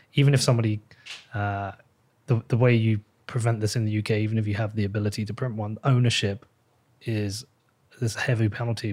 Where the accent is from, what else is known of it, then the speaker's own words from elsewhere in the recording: England, United Kingdom; I am English